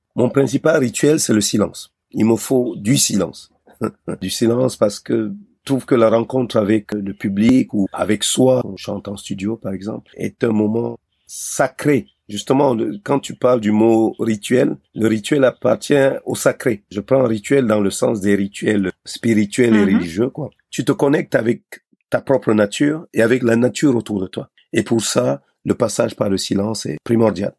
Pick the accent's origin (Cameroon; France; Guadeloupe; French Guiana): Cameroon; moved away; also born or lived in Europe; mon pays natal, le Cameroun